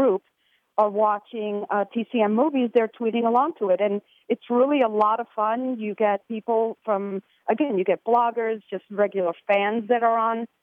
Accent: New York City, New York, United States; I grew up in the New York City area.

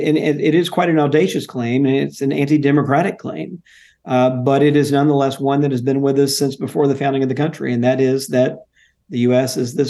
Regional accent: Jackson, Mississippi, United States; I grew up in Jackson, Mississippi, going to Jackson Public Schools.

